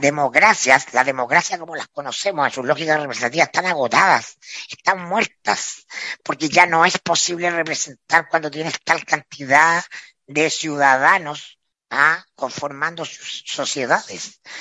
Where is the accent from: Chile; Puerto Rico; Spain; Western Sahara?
Chile